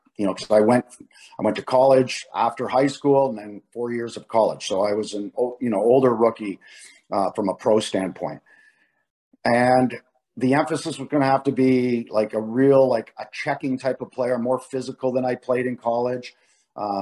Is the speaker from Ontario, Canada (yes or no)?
yes; Ottawa, Ontario, Canada; I'm playing in my hometown, which growing up never had an NHL team